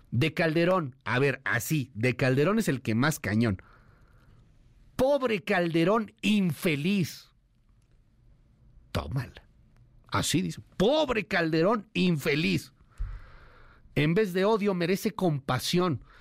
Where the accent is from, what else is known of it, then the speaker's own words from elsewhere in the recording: Mexico; habíamos tenido como mexicanos, según López Obrador, un presidente tan mediocre y chiflado como Vicente Fox.